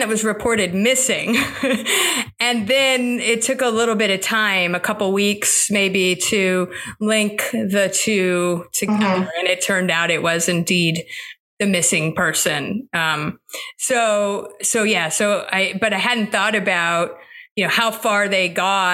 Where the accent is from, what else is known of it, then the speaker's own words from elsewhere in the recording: Florida, United States; moved away; also born or lived in North Carolina; I grew up in Florida